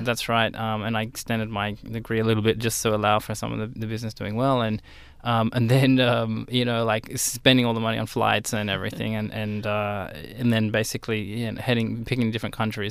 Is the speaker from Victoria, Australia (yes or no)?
no; Sydney, New South Wales, Australia; right here in Sydney, uh, around sort of southern Sydney area. And, uh, yeah, I went to high school there